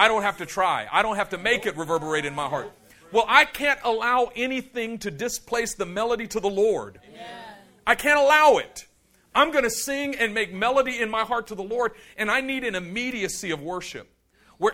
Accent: Oakland, California, United States; born there; I was born in East Oakland. And I know I don't sound like I was born in East Oakland, but I was born in East Oakland, okay?

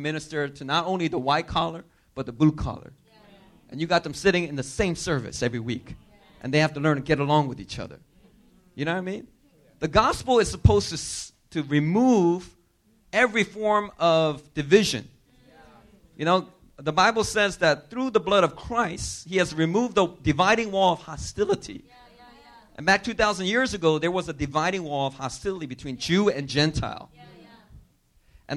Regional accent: Philadelphia, Pennsylvania, United States; moved away as an adult; also born or lived in New York; now in Korea; I grew up in inner city Philadelphia.

